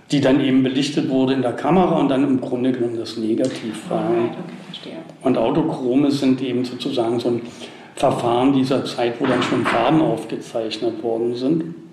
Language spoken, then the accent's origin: German; Berlin, Germany; born there; also da wurde ich gebastelt, in Berlin bin ich dann geboren.